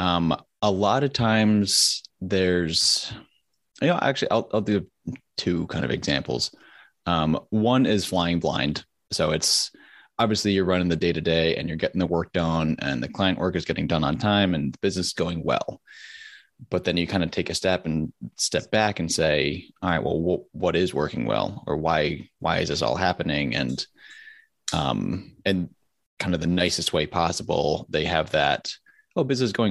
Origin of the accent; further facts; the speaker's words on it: Connecticut, United States; moved away as an adult; also born or lived in the South (US); I'm originally from Connecticut